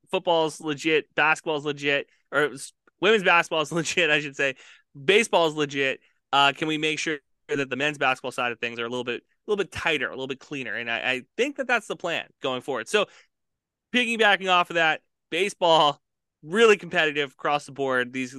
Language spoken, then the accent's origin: English; Texas, United States; We're not scared of anything. We're from Texas.